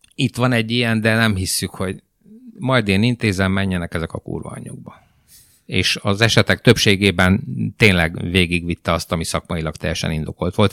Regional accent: Timișoara, Timiș County, Romania; first language Hungarian; moved away as an adult; now in Hungary; Temesváriként 650 km a tengerparttól

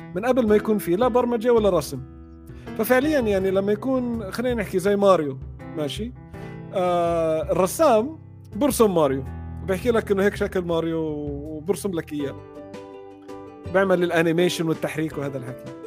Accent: Jordan; انا من من الاردن اصلا

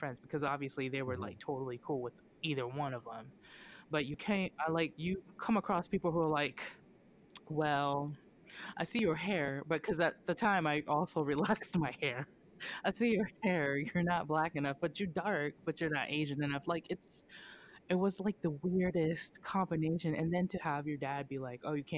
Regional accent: Okinawa, Japan; now in United States; I was born and raised in Oki

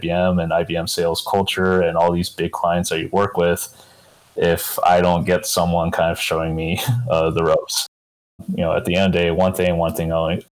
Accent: Tucson, Arizona, United States; I was born and raised in Tucson, Arizona.

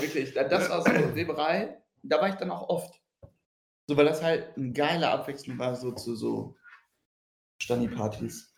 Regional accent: Riedberg, North Rhine-Westphalia, Germany; ich komme aus Riedberg, so das Schützenfest halt und Karneval das Größte.

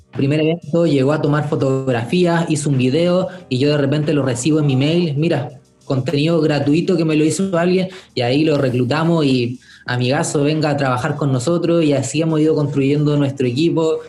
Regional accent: Valparaíso, Chile; en Valparaíso, mi ciudad natal

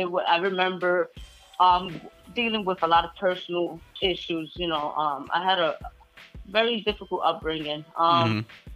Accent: New York City, New York, United States; I'm from the Bronx

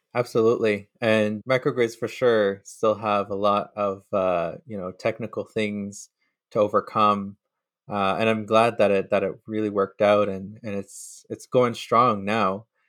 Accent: Sturgeon Lake Cree Nation, Alberta, Canada; now in Winnipeg, Canada; I'm from Surgeon Lake Cree Nation in Treaty Eight Territory

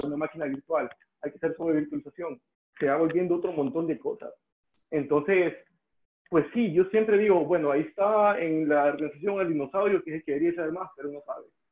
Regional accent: El Salvador; first language Spanish; moved away as an adult; also born or lived in Estonia / Russia; me mudé de El Salvador a Estonia

